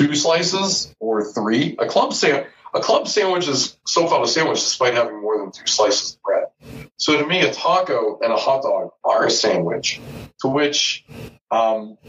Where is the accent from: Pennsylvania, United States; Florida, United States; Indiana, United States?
Pennsylvania, United States; Pittsburgh; accent: Pittsburgh; also born or lived in Houston; growing up in Pittsburgh, I never had a pro basketball team.